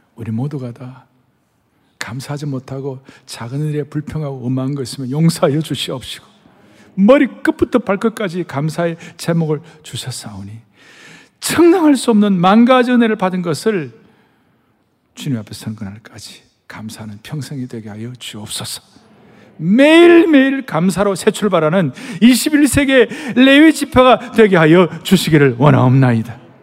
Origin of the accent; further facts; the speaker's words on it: South Korea; 우리 한국 사람들